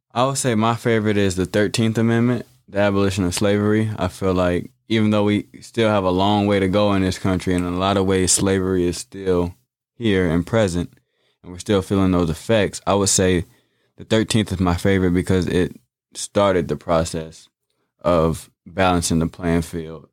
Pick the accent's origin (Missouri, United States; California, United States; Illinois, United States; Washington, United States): Illinois, United States; Bloomington; I was born and raised here in Bloomington, Normal.